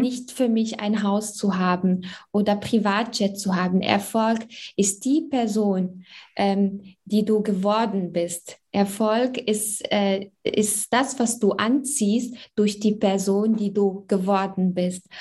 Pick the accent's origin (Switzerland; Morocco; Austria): Morocco; also born or lived in Germany; now in Essen, Germany; Also ich bin in Marokko geboren und aufgewachsen und bin äh, mit jungen äh, Jahren hier nach Deutschland gekommen